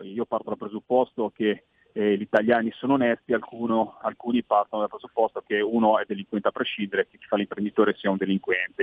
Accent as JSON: {"language": "Italian", "region": "Liguria", "country": "Italy", "said": "io lo parlo da Ligure"}